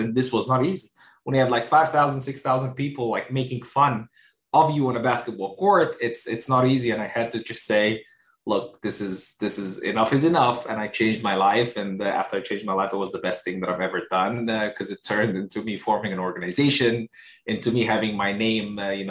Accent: Egypt; born there; also born or lived in United Arab Emirates / Kuwait / United States; A little bit about, just where I was born in Egypt. I spent some time in the UAE, the United Arab Emirates. I spent about 3 or 4 years in Kuwait.

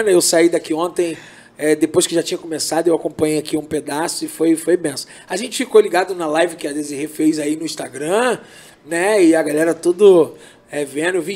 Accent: Brazil; eu, eu, eu, eu, sou brasileiro, então vamos lá.

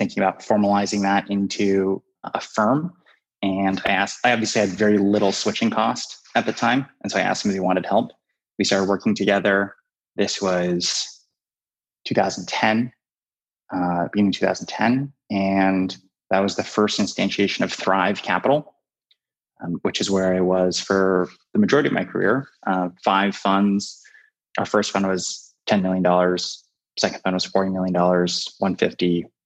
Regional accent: Burlingame, California, United States; moved away as an adult; now in New York, United States; I grew up in California. I grew up in the Bay Area, a small town called Burlingame, which is halfway in between San Francisco and Palo Alto.

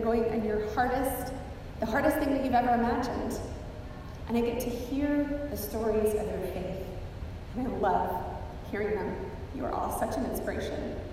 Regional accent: the Cascades, Skagit Valley, Washington, United States; now in Texas, United States; Growing up in the Cascades and with the Olympics just a short drive away

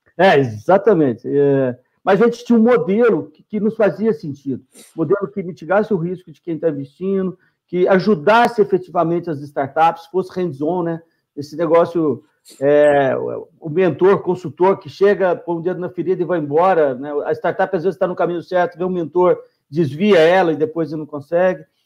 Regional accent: Minas Gerais, Brazil; a gente é mineiro

